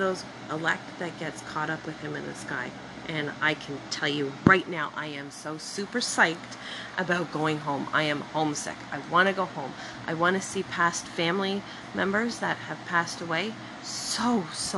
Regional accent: Scotland, United Kingdom; I'm Scottish

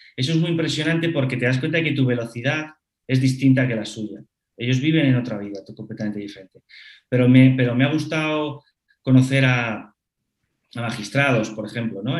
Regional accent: Madrid, Community of Madrid, Spain; soy madrileño, de padres madrileños y de abuelas madrileños

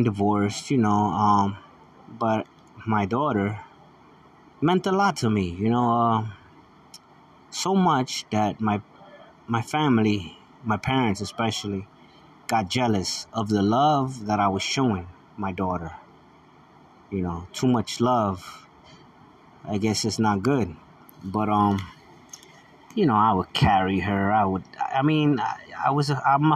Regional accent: United States; I'm an American

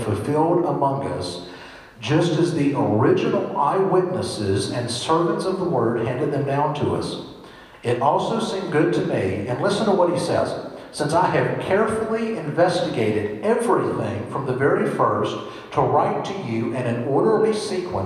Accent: Washington Parish, Louisiana, United States; I grew up North Shore in Washington Parish, Louisiana

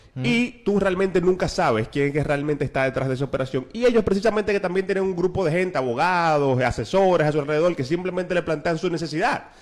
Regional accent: Dominican Republic

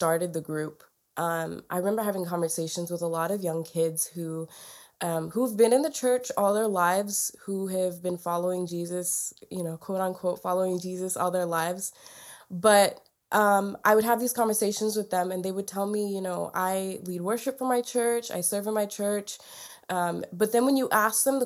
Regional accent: Tennessee, United States; also born or lived in Kerala, India; I was born in Kerala, India. Around the time I was like 3, my family and I moved to Tennessee, which is where I've been since

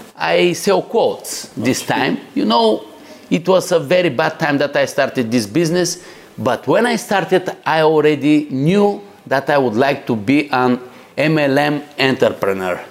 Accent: Bulgaria; I'm coming from Bulgaria, guys. it is a very nice, beautiful country

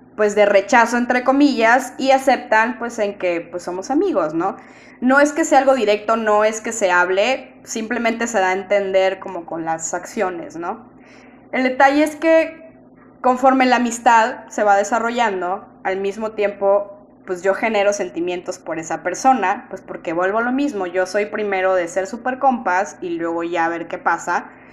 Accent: Monterrey, Nuevo León, Mexico; yo soy de Monterrey

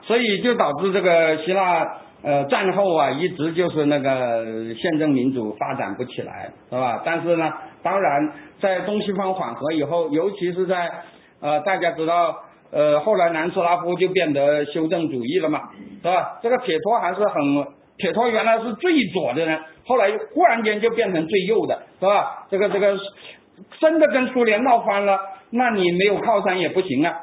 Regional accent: China; 我们中国人

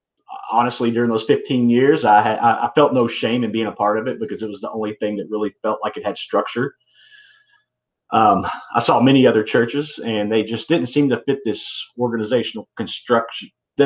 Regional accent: Kentucky, United States; I'm from Kentucky. I was born and raised here, moved to a different city

